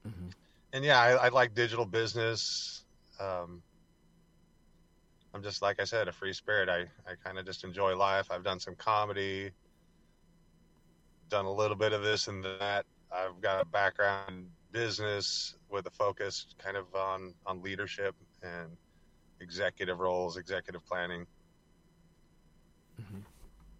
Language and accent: English; Central Coast of California, United States; also born or lived in Santa Barbara / Washington / Oregon; I am originally from the Central Coast of California